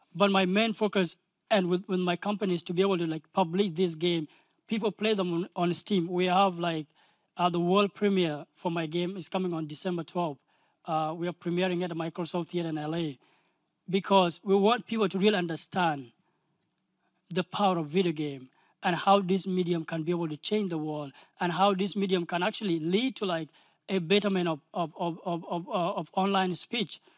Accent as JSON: {"language": "English", "country": "South Sudan", "said": "I'm from South Sudan"}